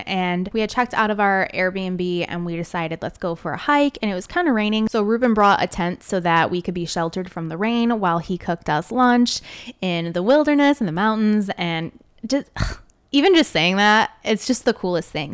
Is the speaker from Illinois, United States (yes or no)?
yes; Chicago, Illinois, United States; now in Northwest Indiana, United States; I usually just say I'm from Chicago because I was born and raised on, like, the suburbs. of Chicago